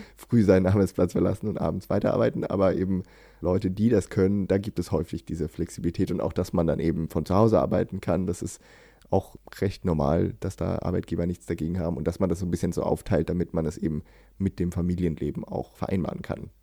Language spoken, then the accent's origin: German; Germany; now in Sweden; als Deutscher in Schweden